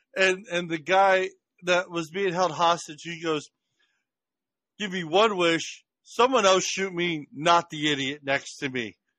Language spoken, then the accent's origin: English; Washington, District of Columbia, United States; I grew up in Washington D.C., so I grew up around everything.